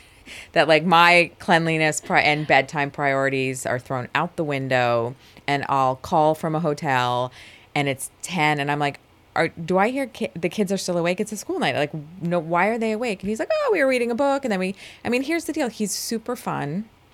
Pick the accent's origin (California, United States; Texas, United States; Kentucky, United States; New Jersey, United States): New Jersey, United States; I was born and raised in New Jersey